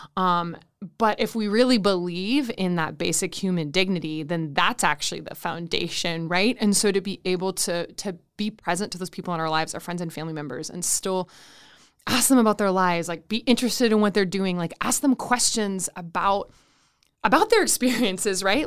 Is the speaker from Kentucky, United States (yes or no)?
no; Saint Paul, Minnesota, United States; am originally from Saint Paul, Minnesota, which is also where I currently live